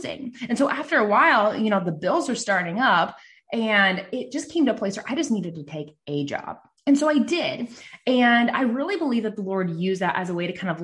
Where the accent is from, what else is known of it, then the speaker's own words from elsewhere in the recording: Nebraska, United States; I'm from Nebraska, and I live in a small town